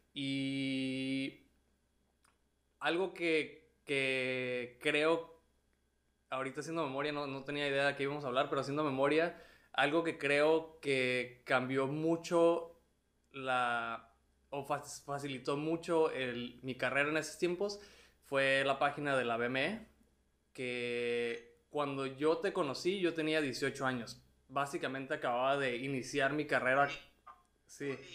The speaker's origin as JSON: {"language": "Spanish", "town": "Tijuana", "region": "Baja California", "country": "Mexico", "also_born_or_lived": "Mexico City", "moved": "as an adult"}